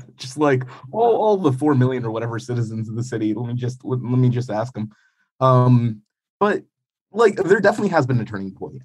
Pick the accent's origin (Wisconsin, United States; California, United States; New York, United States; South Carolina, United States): New York, United States; moved away as an adult; now in Ukraine; growing up in New York in the 90s